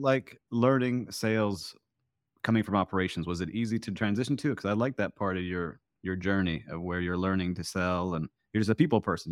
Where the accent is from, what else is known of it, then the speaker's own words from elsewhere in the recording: Miami Beach, Florida, United States; my hometown of Miami Beach